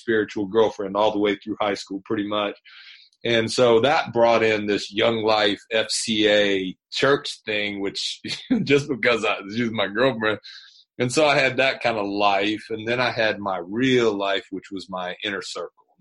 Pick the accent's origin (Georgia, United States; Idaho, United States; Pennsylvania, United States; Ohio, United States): Georgia, United States; Atlanta; I grew up here in the Atlanta area, and I'm 55, and so my whole stretch has been in and around Atlanta, North Georgia, and so I'm a homegrown product here